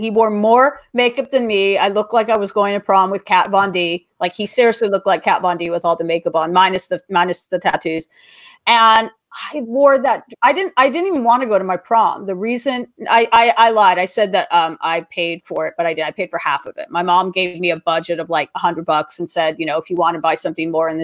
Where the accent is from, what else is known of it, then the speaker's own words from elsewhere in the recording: Los Angeles, California, United States; I grew up in Los Angeles